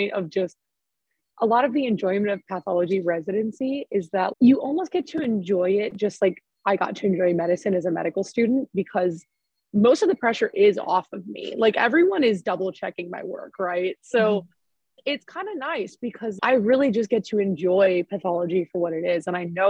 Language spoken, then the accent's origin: English; just outside of Chicago, Illinois, United States; I grew up just outside of Chicago.